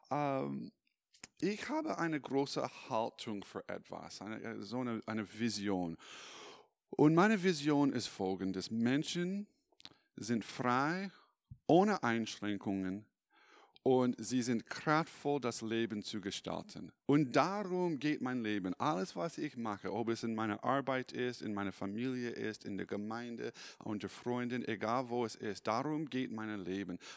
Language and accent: German; California, United States; German is a second language; now in Europe; Ich komme ursprünglich aus den USA. Vielleicht hast du das in meiner in meine Akzent bemerkt und nämlich Kalifornien ich komme aus Kalifornien. Ich bin in 2011 äh, nach äh, Europa gezogen.